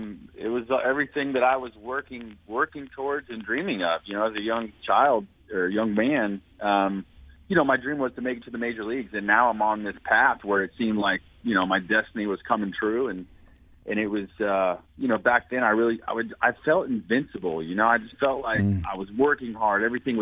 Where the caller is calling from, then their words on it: Jupiter, Florida, United States; I'm down in Jupiter, Florida today.